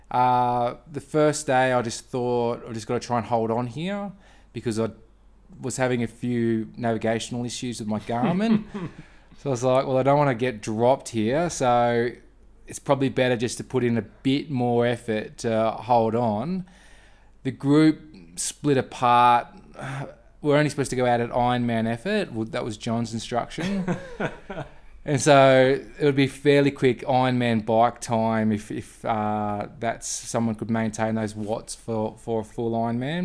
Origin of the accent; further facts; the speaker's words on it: Brisbane, Queensland, Australia; I'm from Australia, sunny Brisbane in Queensland